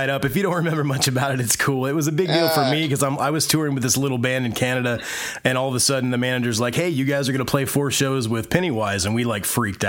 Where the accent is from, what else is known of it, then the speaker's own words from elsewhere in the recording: Indiana, United States; I grew up in Indiana, so we got things a little bit later than everybody else.